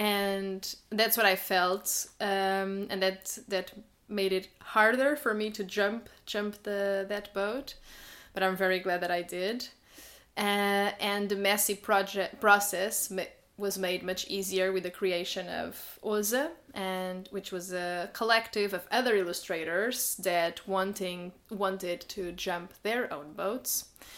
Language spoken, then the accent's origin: English; Portugal; moved away as an adult; now in Berlin, Germany; I came from Portugal to Germany in 2019, so I've been in Berlin for 4 years now.